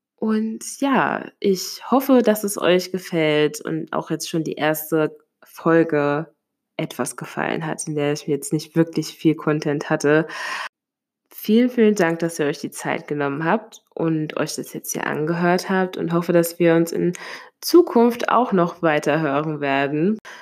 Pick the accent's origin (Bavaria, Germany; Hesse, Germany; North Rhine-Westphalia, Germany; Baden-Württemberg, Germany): Hesse, Germany; Limburg an der Lahn; now in Mainz, Germany; Ich komme ursprünglich aus einem Vorort, von einem Vorort von Limburg an der Lahn